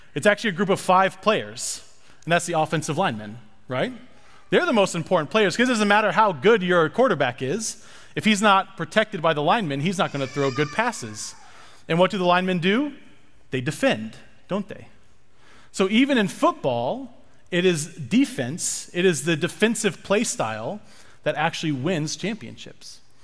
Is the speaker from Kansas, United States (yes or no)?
yes; Lawrence, Kansas, United States; I'm from Lawrence, Kansas, which is where the University of Kansas is